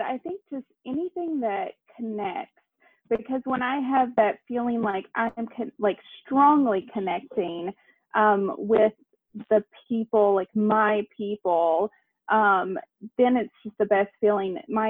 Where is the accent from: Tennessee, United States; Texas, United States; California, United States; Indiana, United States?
Tennessee, United States; now in Savannah, United States; I'm from East Tennessee.